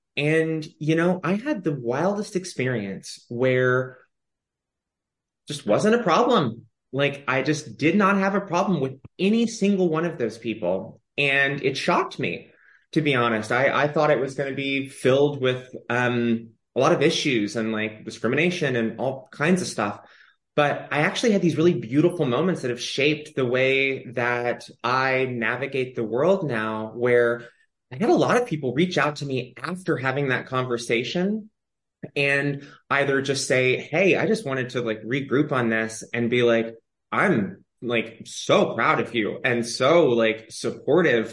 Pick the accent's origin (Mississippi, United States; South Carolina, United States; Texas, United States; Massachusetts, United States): Texas, United States; Austin; now in Los Angeles, United States; I grew up in Austin, Texas